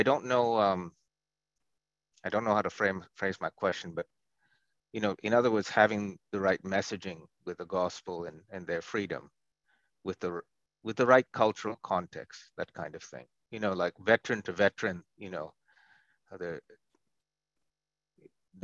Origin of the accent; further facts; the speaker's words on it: India; now in United States; I'm Indian, East Indian